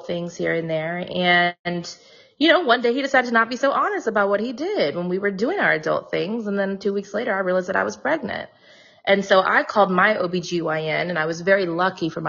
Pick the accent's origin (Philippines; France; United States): United States; Nashville, Tennessee; moved away as an adult; now in Brooklyn, United States; I'm originally from Nashville, Tennessee. I now live in Crown Heights, so Brooklyn, New York